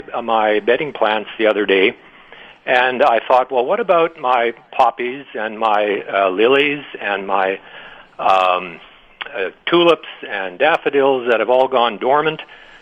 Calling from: Steinbach, Manitoba, Canada; I'm calling from Steinbach

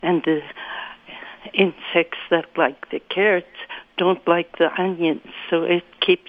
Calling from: Winkler, Manitoba, Canada

